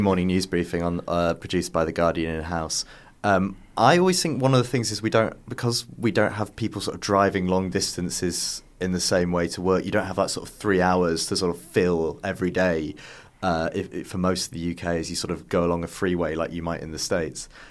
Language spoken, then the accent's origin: English; Yorkshire and the Humber, United Kingdom; moved away; I was originally from North Yorkshire